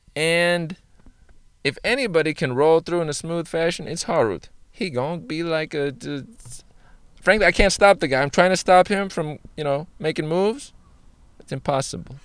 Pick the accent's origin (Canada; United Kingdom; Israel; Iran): Iran; I am I, Iranian, which is Persian or from Iran